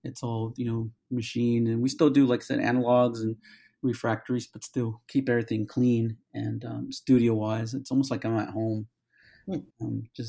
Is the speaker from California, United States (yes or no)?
yes; California, United States; now in Atlanta, United States; I'm originally from California